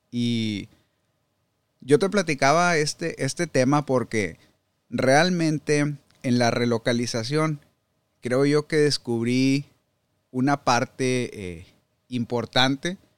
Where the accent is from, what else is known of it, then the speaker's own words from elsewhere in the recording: Saltillo, Coahuila, Mexico; moved away as an adult; now in United States; Yo soy de Saltillo, Coahuila. Ahí nací, y ahí crecí.